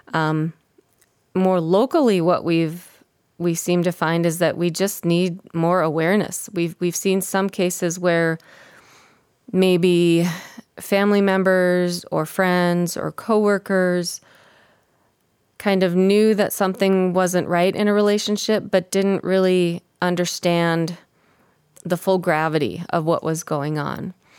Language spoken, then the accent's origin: English; Minnesota, United States; I grew up in Minnesota